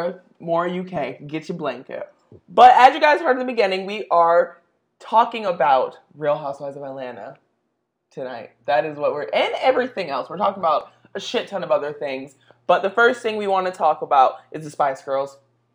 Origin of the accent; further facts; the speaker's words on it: Jamaica; now in Florida, United States; I'm from Jamaica, and I definitely don't act like a Jamaican.